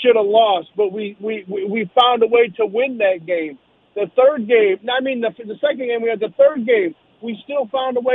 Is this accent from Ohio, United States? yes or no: no; Chicago, Illinois, United States; I'm from Chicago area